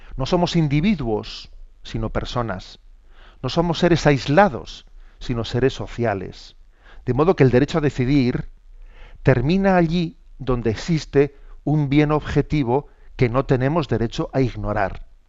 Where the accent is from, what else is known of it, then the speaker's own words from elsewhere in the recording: San Sebastián, Basque Country, Spain; soy obispo de San Sebastián y que hablando desde mi, desde mi tierra